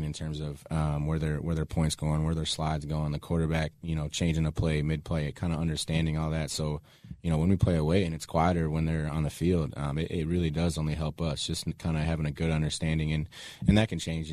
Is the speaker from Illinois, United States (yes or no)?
yes; Chicago, Illinois, United States; my hometown team